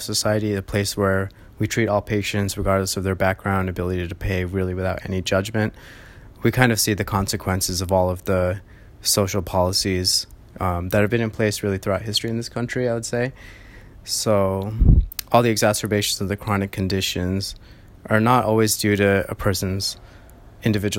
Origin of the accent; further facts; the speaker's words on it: Boston, Massachusetts, United States; moved away as an adult; also born or lived in Los Angeles, California; I grew up around Boston